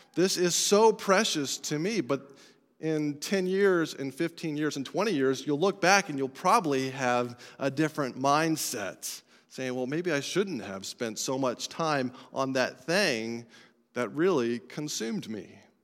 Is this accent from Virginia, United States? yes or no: no; Colorado, United States; I'm from Colorado